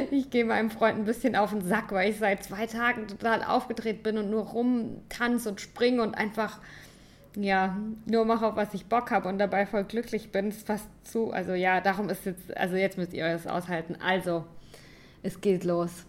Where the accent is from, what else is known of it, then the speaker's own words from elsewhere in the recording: St. Leon-Rot, Baden-Württemberg, Germany; Ich komme aus St. Leon Roth. Ich habe noch nie nicht in Deutschland gelebt.